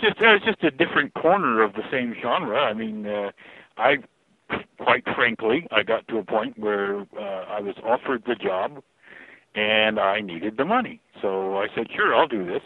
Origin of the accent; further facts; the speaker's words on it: Fort Collins, Colorado, United States; my hometown, which is Fort Collins